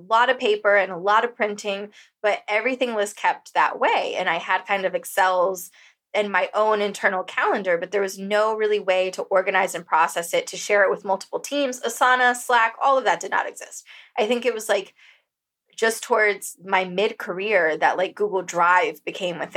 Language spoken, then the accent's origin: English; Costa Rica; moved away as an adult; also born or lived in San Diego, California; now in Bali, Indonesia; growing up in Costa Rica, like I did for 18 years